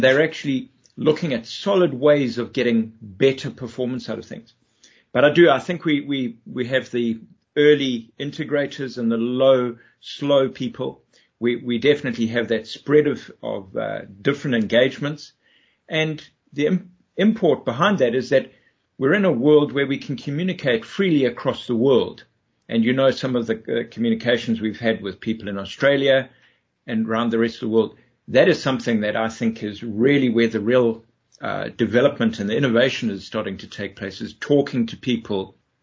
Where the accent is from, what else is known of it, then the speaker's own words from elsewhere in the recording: Durban, KwaZulu-Natal, South Africa; moved away as an adult; now in United Kingdom; I'm from Durban, South Africa, originally